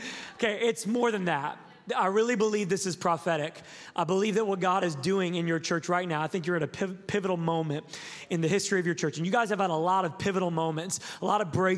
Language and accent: English; Sacramento, California, United States; I am from Sacramento, California